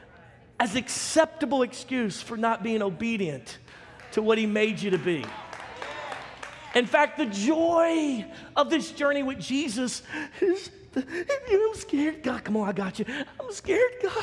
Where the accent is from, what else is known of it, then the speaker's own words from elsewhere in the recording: Baton Rouge, Louisiana, United States; our city that I grew up in Baton Rouge, Louisiana